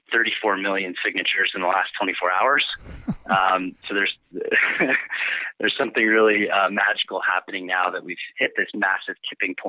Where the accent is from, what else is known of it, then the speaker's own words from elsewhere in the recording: Boulder, Colorado, United States; I grew up here in Boulder, actually, one of the rare natives